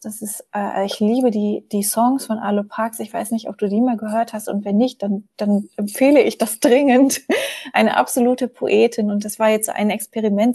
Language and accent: German; Germany; moved away as an adult; also born or lived in Munich; Ich bin in der Nähe von Hamburg aufgewachsen